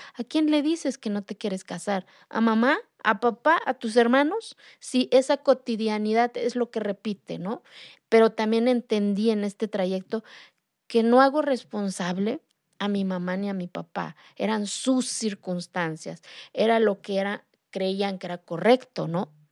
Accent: Santa María Quiegolani, Oaxaca, Mexico; first language Zapotec; Spanish is a second language; moved away; Yo soy de la Sierra de Oaxaca, de una comunidad que se llama Santa María Kiegolani, de la cual me siento orgullosa de hablar mi lengua materna, yo hablo el zapoteco. Yo aprendí a hablar el español ya de grande

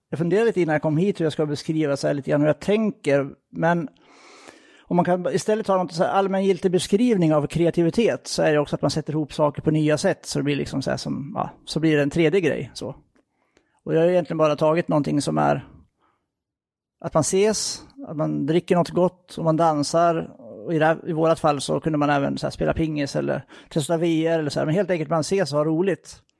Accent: Gävleborg County, Sweden; now in Gothenburg, Sweden; Tar man det i ett lite längre perspektiv så är jag uppvuxen i Hälsingland som eh, ni ju då kan höra lite grann på.

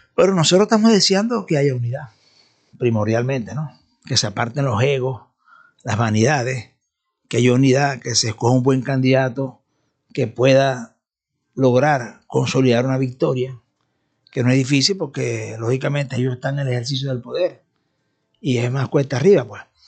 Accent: Venezuela; nosotros por ejemplo como venezolanos

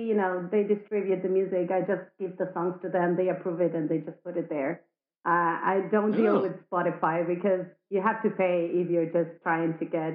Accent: Argentina; also born or lived in Madrid, Spain; now in Mallorca, Spain; I'm from Argentina, but I've been living in Madrid for 9 years, and now I decided that I needed the beach, and I came to Mallorca, so here I am.

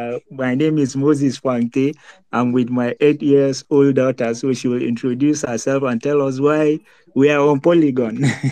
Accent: Nigeria; Actually, we are from Nigeria.

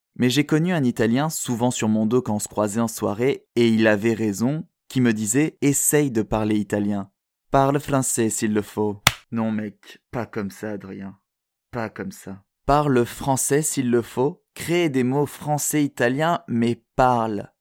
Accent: France; first language French; moved away as an adult; also born or lived in south-west France / Swiss border area of France; now in Montreal, Canada; j'ai grandi en France

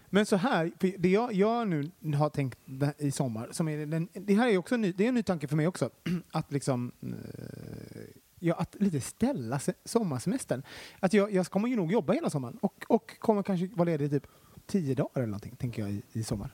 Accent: Gothenburg, Västra Götaland, Sweden; Det lät mer göteborgskt och det mm. kommer jag ifrån

